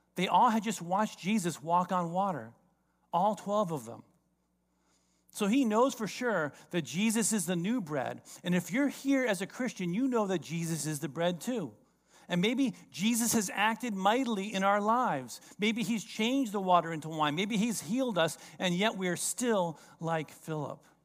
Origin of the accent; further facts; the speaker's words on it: South Florida, United States; I grew up in South Florida.